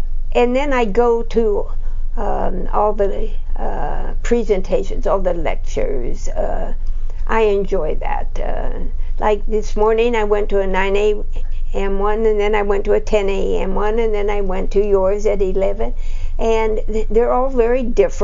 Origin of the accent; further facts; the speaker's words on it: Laguna Beach, California, United States; moved away as an adult; also born or lived in San Gabriel, California; now in Arizona, United States; we moved to Laguna Beach. And so I grew up as a California beach girl